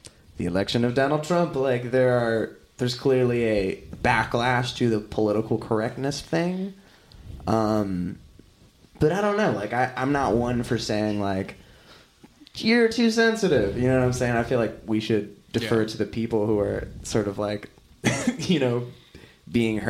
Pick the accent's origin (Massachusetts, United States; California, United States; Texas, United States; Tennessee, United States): California, United States; Orange County; now in Los Angeles, United States; growing up in Orange County